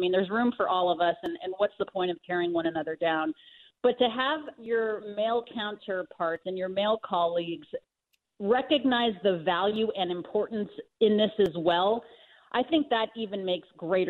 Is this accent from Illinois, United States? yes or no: no; Colorado Springs, Colorado, United States; I was born and raised in Colorado, as was Lauren Gardner. And, you know, you can't forget where you came from. So I've done some media spots for the local news in Colorado Springs, where I was born, and in Denver, where I spent so much time.